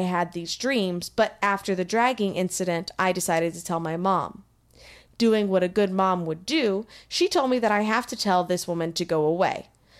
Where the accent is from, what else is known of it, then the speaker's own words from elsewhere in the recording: Texas, United States; being from Texas as well